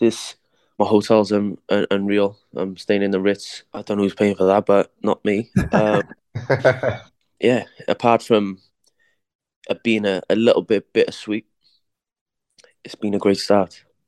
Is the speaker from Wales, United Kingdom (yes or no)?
yes; Cardiff, Wales, United Kingdom; born or raised there